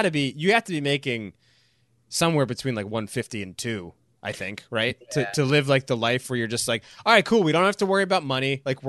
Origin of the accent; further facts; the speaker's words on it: New York, United States; I'm a New Yorker, but like, maybe it's time to spend a couple years living down here in Charleston.